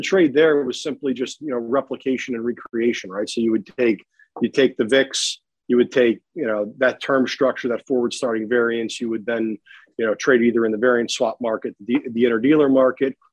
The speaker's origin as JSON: {"language": "English", "town": "Palatine", "region": "Illinois", "country": "United States", "tie": "born or raised there", "said": "Chicago area, out in Palatine. And so I'm a local guy"}